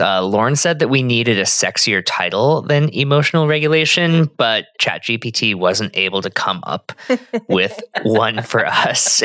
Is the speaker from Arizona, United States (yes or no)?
yes; Arizona, United States; I'm from Arizona.